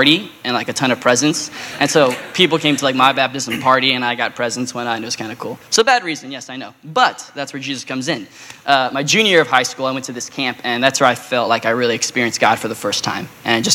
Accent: Phoenix, Arizona, United States; I was born and raised here in Phoenix

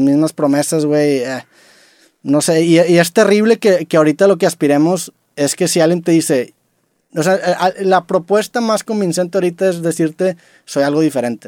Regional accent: Mexico; vengo desde México

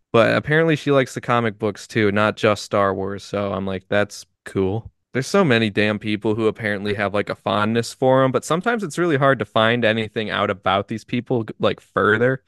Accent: United States; we're American

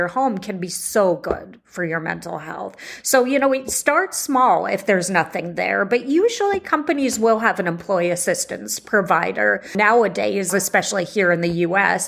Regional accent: Bay Area, California, United States; Here in the Bay Area, you know, I just put in mental health support in my hometown

